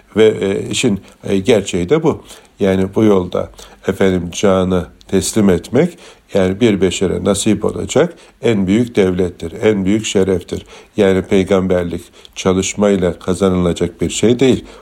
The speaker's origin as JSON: {"language": "Turkish", "region": "Çanakkale", "country": "Turkey", "said": "bir Türk olarak, bir Çanakkale'li olarak"}